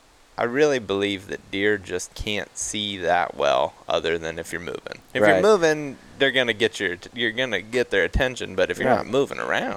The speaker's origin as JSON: {"language": "English", "region": "Ohio", "country": "United States", "tie": "born or raised there", "moved": "yes", "said": "where I grew up in Ohio"}